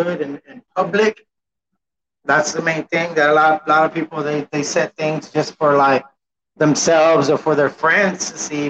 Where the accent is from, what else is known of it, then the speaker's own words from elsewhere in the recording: San Antonio, Texas, United States; Born and raised San Antonio, Texas.